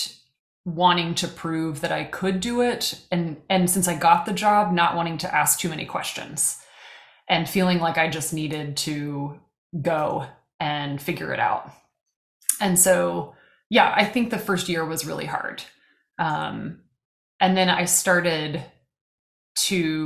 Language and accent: English; Missouri, United States; moved away as an adult; now in Kansas, United States; I had to say Missouri, which is just torture in Kansas